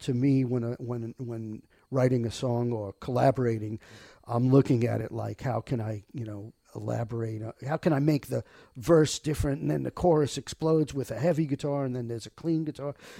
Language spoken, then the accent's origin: English; New York City, New York, United States; moved away as an adult; I grew up in Rockaway